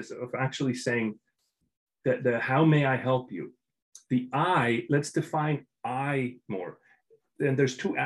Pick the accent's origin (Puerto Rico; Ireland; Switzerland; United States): Switzerland; moved away; I'm from Switzerland, I'm European